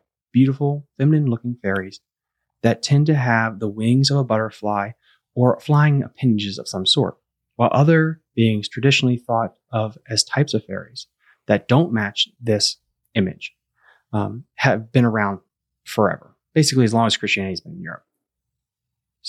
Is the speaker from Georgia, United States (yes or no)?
no; Loudoun County, D.C. area, Virginia, United States; we're actually from the Loudoun County, D.C. kind of area